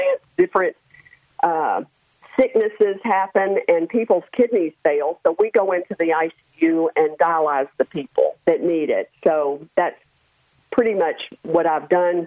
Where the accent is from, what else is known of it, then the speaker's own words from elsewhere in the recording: Memphis, Tennessee, United States; moved away as an adult; I grew up in Memphis, Tennessee